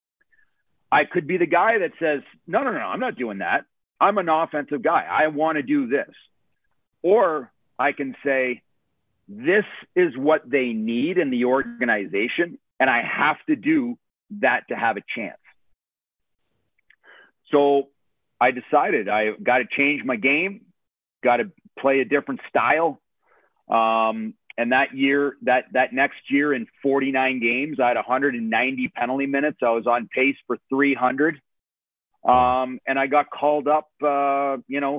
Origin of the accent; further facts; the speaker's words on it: North Bay, Ontario, Canada; I went home to my hometown, North Bay, Ontario.